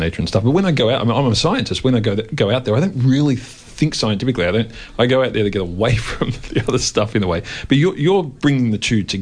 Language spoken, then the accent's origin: English; Melbourne, Victoria, Australia; I grew up in the West